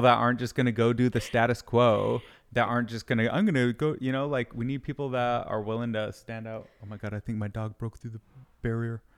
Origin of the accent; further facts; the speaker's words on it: Michigan, United States; moved away; also born or lived in Utah; I grew up in Michigan